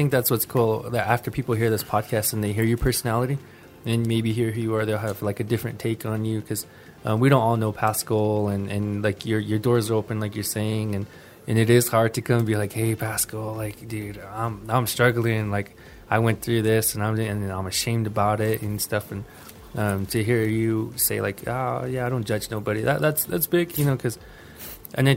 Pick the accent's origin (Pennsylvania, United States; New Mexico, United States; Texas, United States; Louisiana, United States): New Mexico, United States; Mescalero; growing up in Mescalero, it's hard for us.